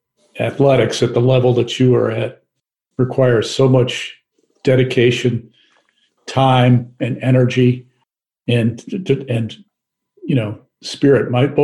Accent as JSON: {"language": "English", "region": "Midwest", "country": "United States", "tie": "born or raised there", "moved": "as an adult", "lives_now": "Washington, D.C., United States", "said": "I moved here in 1985, and of course, you know, I grew up in the Midwest"}